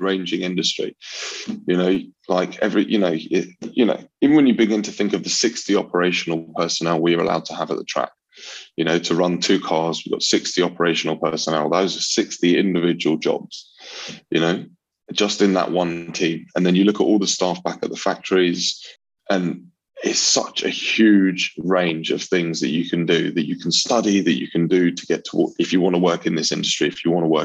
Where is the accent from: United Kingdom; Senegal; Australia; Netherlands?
United Kingdom; London; I grew up in North London